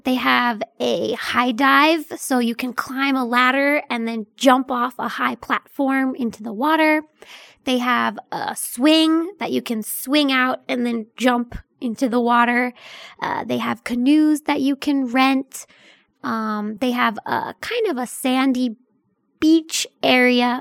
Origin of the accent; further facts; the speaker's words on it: Mount Gretna, Pennsylvania, United States; mine is a teeny tiny hometown in, uh, Pennsylvania